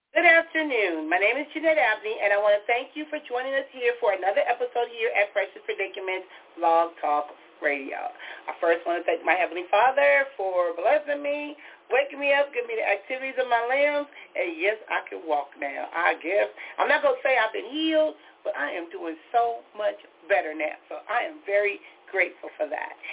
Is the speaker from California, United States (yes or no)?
yes; Compton, California, United States; growing up in Compton, we had Skid Row